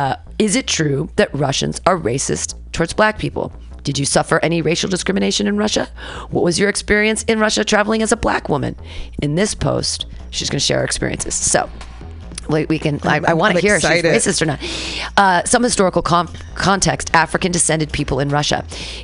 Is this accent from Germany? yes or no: no; Canada; upon discovering I was from Canada, engaged us in an animated discussion about his love for my country.